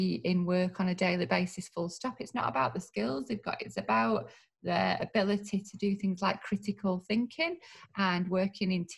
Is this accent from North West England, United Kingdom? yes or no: yes; Manchester, North West England, United Kingdom; also born or lived in Royton; I grew up in North Manchester and I've got a lot of friends in Moston and Blakely. And now I live in South Manchester